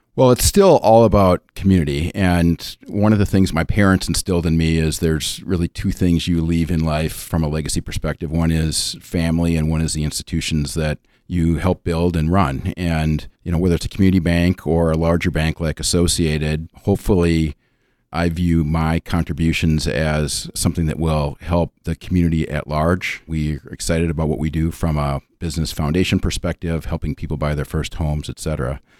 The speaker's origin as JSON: {"language": "English", "area": "suburb of Minneapolis", "region": "Minnesota", "country": "United States", "tie": "born or raised there", "moved": "as an adult", "said": "I'm originally from the Twin Cities, uh, born and raised in a suburb of Minneapolis"}